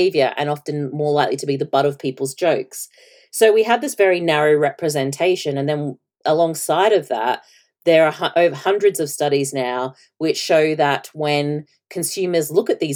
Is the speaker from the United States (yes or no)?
no; Australia; at the time I was growing up in Australia